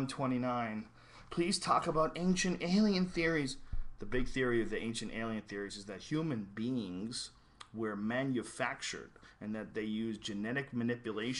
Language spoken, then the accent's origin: English; Boston, Massachusetts, United States; moved away; also born or lived in Colorado; I grew up with Guidos in Boston.